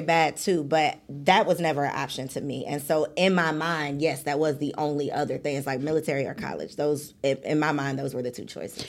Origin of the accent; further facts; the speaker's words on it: suburbs of Chicago, Illinois, United States; I'm from the suburbs of Chicago